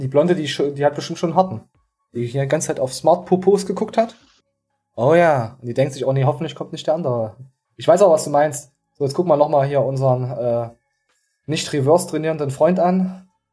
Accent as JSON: {"language": "German", "region": "East Germany", "country": "Germany", "said": "als Ostler"}